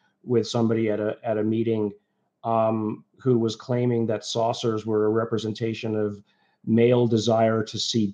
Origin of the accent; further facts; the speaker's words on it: Liverpool, North West England, United Kingdom; now in United States; I was born in England, you know, we left because of the conservative nature. I was born in Liverpool